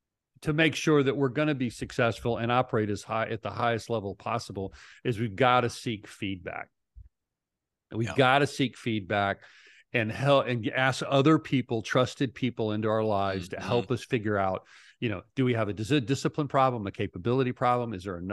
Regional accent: Idaho, United States; I'm from Idaho.

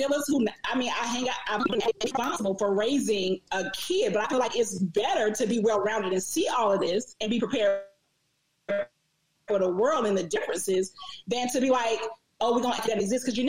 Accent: Atlanta, Georgia, United States; I'm from Southwest Atlanta. I got family from all over

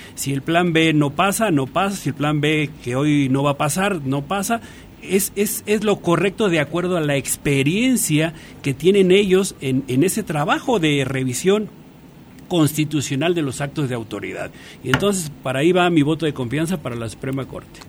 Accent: Valle del Mezquital, Hidalgo, Mexico; moved away; also born or lived in Mexico City; soy egresado del Valle del Mezquital, una zona muy pobre del estado de Hidalgo

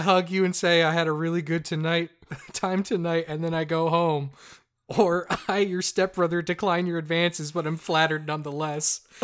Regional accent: Newfoundland and Labrador, Canada; we're from the most populated city in the province, where half of the people live.

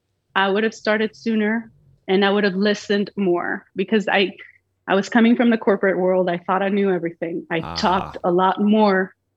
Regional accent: Mexico; now in United States; I'm Mexican. I'm a U.S. citizen, but I was born and raised in Mexico.

